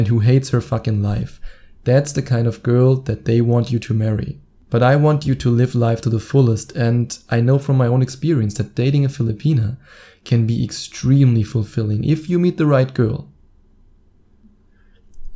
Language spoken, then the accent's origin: English; Germany; my home country, Germany